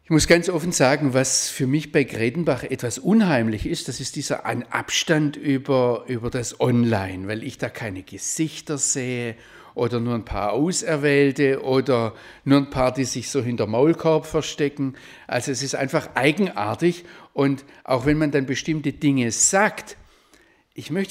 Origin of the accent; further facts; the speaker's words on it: Baden-Württemberg, Germany; also born or lived in Rhineland; im äh, Schwarzwald aufgewachsen.